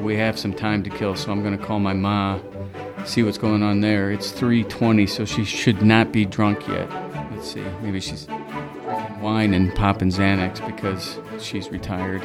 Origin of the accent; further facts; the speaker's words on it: Indiana, United States; now in Los Angeles, United States; having been born and raised in Indiana, but feeling as if I truly, really, and absolutely grew up in Los Angeles